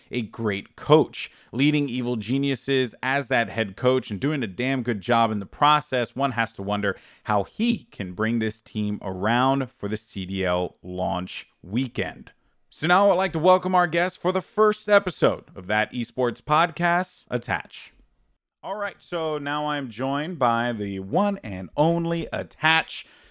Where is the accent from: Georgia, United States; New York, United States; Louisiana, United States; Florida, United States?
New York, United States; as a New Yorker